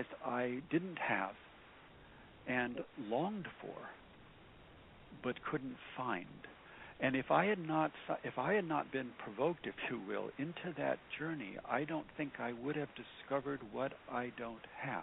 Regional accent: United States; as an American today

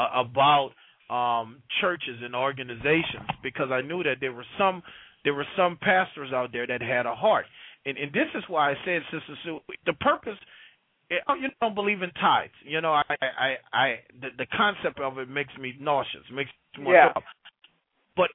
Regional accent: New Orleans, Louisiana, United States; Yeah, well, you know, I'm from the Lower Ninth Ward.

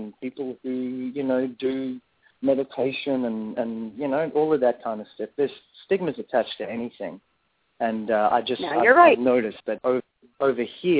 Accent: Perth, Western Australia, Australia; also born or lived in South Africa; I was actually born in South Africa, and I moved to Perth when I was about two or three. I was born in South Africa, I still grew up here and grew up in Australian culture

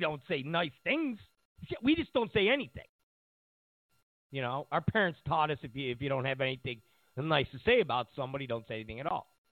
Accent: New York, United States; I grew up in New York

